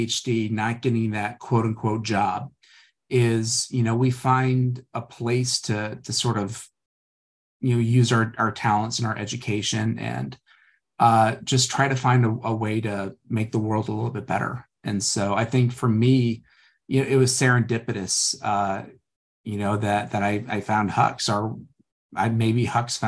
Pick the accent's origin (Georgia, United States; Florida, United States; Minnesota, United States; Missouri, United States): Missouri, United States; St. Louis; I'm from St. Louis, very blue collar family